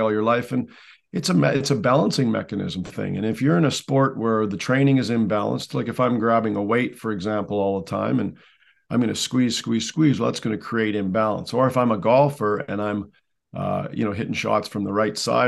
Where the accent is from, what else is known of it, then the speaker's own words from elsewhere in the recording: Canada; I'm a Canadian, so hockey was first. It has to be by law up here.